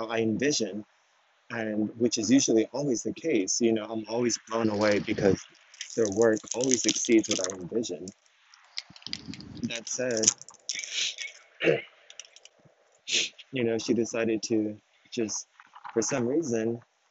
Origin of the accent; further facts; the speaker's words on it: Texas, United States; I was raised in Texas